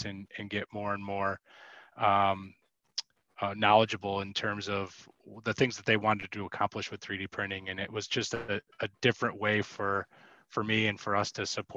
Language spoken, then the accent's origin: English; Western New York, United States; also born or lived in Chicago; I'm from Western New York. So I've been living here for about the last 12 years